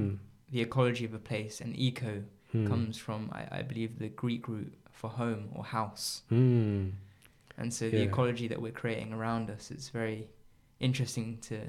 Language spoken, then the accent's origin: English; Ecuador; born there; because my background is, both my parents are English, but I was born in Ecuador.